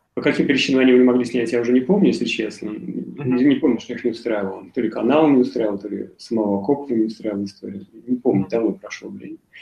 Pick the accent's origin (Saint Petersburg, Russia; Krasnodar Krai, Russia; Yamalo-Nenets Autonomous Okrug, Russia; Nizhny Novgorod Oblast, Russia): Nizhny Novgorod Oblast, Russia; Nizhny Novgorod; moved away as an adult; now in Moscow, Russia; Я из Нижнего Новгорода